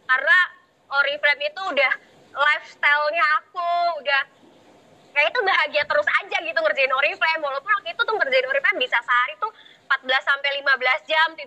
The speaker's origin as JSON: {"language": "Indonesian", "town": "Serang", "region": "Banten", "country": "Indonesia", "said": "salam kenal ya teman-teman aku dari Serang"}